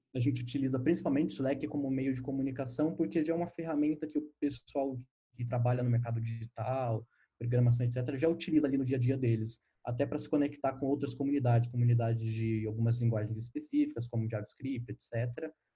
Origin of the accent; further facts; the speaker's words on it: Guarulhos, São Paulo, Brazil; now in São Paulo, Brazil; eu nasci em Guarulhos, mas eu já moro em São Paulo faz alguns aninhos. Eu morei em São Paulo no tempo da minha infância